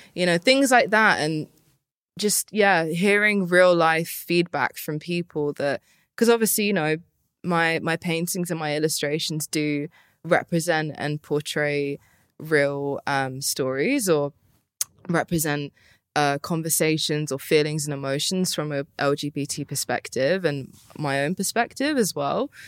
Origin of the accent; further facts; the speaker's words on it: Luton, East of England, United Kingdom; also born or lived in Harpenden / London; I grew up in Luton. I went to school in Harpenden